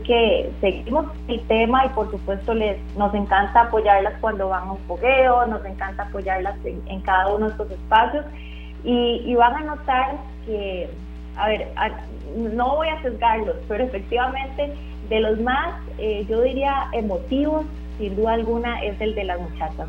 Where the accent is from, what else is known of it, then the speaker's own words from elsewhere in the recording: Costa Rica; todos como costarricenses hemos, hemos notado claramente